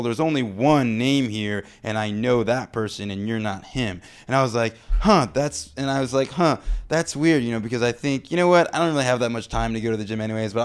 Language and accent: English; Chicago, Illinois, United States; I grew up in Hyde Park, right by the University of Chicago